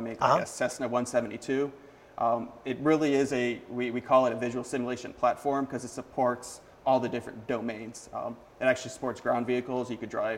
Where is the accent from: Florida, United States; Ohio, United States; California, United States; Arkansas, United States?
Florida, United States; Central; I grew up in Central Florida